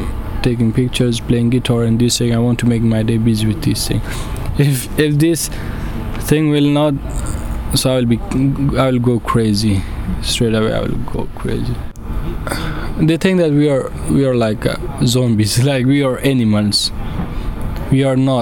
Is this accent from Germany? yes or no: no; Afghanistan; English is a second language; moved away as an adult; now in Calais, France